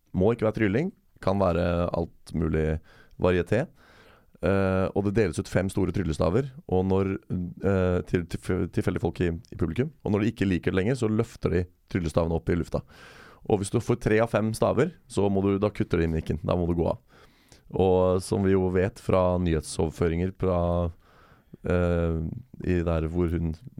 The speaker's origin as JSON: {"language": "Norwegian", "country": "Norway", "said": "jeg kommer fra Norge"}